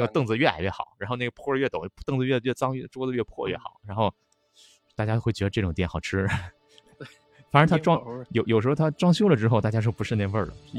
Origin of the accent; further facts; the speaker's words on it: China; 其实我们中国人过去也就这样，他们就是我们，我们就是他们，没有区别。